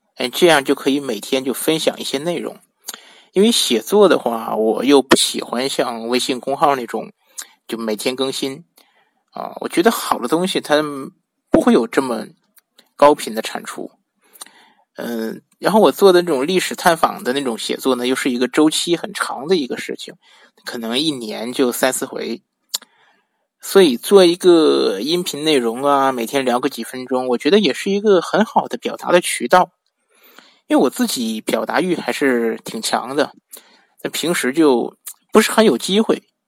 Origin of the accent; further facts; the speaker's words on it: northern China, China; 我本身是北方人